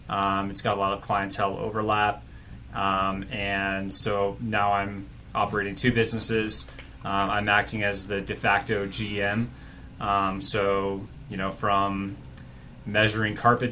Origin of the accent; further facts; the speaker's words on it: Boulder, Colorado, United States; also born or lived in Tucson, Arizona / Denver, Colorado; I grew up outside of Boulder